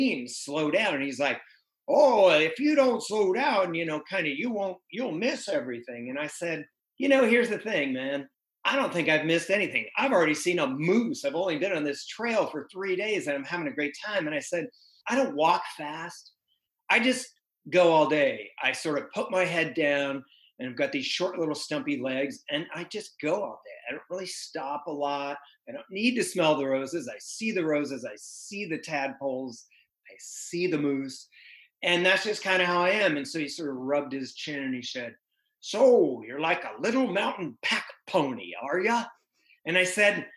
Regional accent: Boulder, Colorado, United States; I grew up in Boulder, Colorado, which is sort of like one of the outdoor meccas of the West

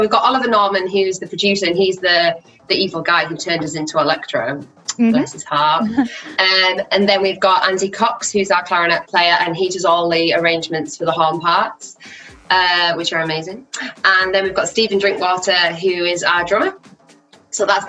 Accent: Teesside, North East England, United Kingdom; moved away as an adult; now in Leeds, United Kingdom; I'm originally from Teesside in the northeast of England, but I moved to Leeds for music college.

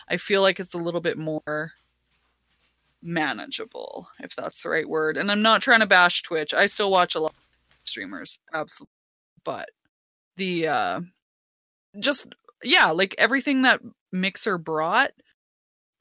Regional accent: Canada; the Canadian, the token Canadian here

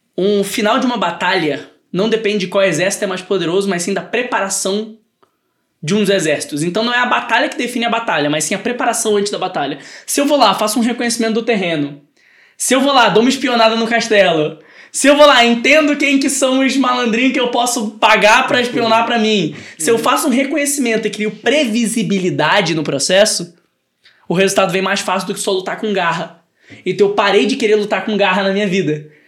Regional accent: Brazil; Nós somos brasileiros

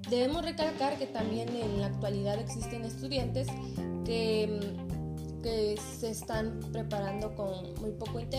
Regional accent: Cuilapan de Guerrero, Oaxaca, Mexico; en mi comunidad que es Cuilapan

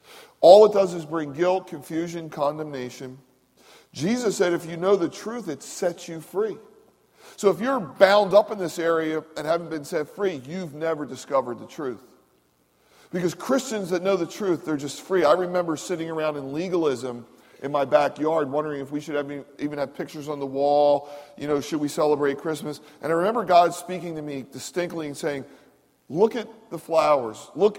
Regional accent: Philadelphia, Pennsylvania, United States; I grew up in Philadelphia, and in Philadelphia there's sections like Mayfair and Fox Chase and so forth and so on.

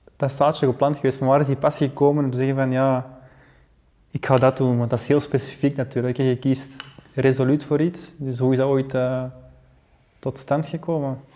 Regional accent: Belgium; als Belgen, als land

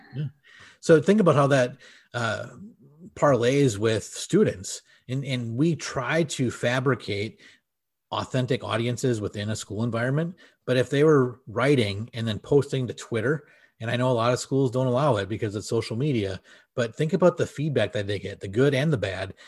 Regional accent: Wisconsin, United States; we are both from Wisconsin

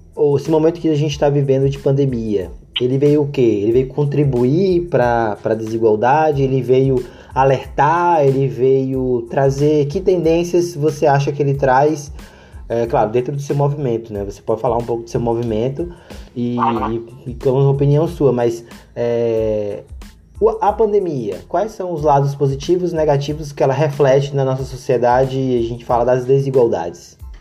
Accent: Brazil; nós brasileiros temos uma tendência de americanizar

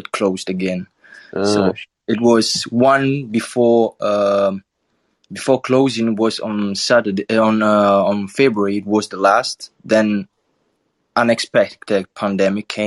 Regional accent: Southern Italy, Italy; English is a second language; I'm from South Italy

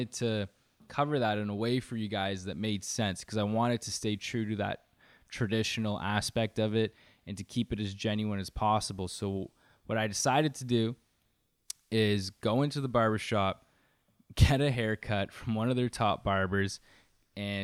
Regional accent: close to the Greater Toronto Area, Ontario, Canada; I'm from close to the GTA

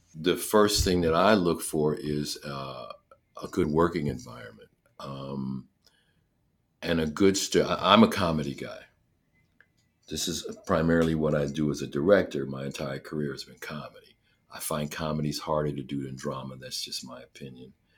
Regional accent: Scranton, Pennsylvania, United States; moved away as an adult; I grew up in Scranton, Pennsylvania

